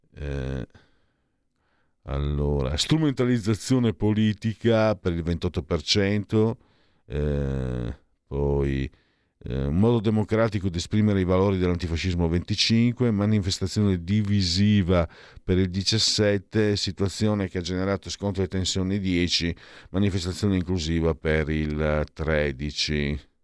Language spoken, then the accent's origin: Italian; Friuli-Venezia Giulia, Italy; vengo dal Friuli